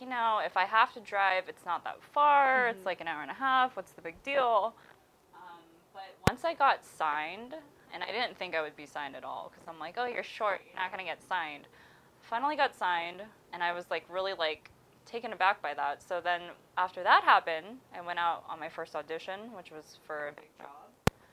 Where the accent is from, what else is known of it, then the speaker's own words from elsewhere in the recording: Hesperia, California, United States; my hometown is Hesperia